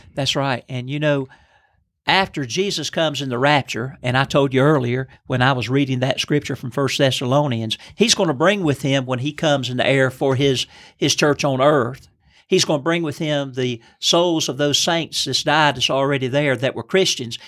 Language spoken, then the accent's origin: English; Lancaster, South Carolina, United States; I'm from Lancaster, South Carolina